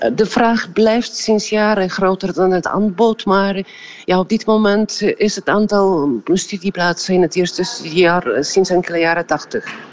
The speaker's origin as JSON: {"language": "Dutch", "country": "Poland"}